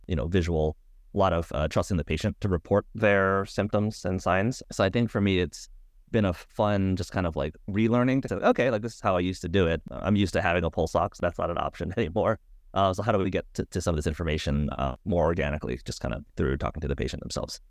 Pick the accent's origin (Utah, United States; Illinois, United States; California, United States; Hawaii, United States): Hawaii, United States; moved away; I'm from Hawaii originally, back home with one of the local hospitals